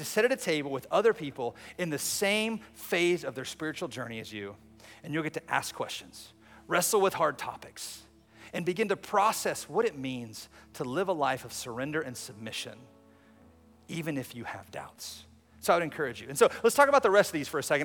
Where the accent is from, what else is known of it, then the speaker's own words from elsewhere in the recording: United States; as American Christians